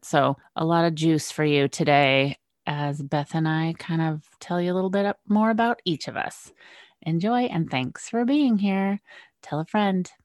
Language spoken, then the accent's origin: English; West Coast, United States; moved away as an adult; west coast girl moves east